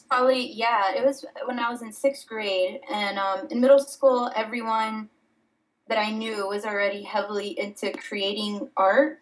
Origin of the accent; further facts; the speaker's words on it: Miami, Florida, United States; also born or lived in Dominican Republic; I was born in the Dominican Republic and raised in Miami, Florida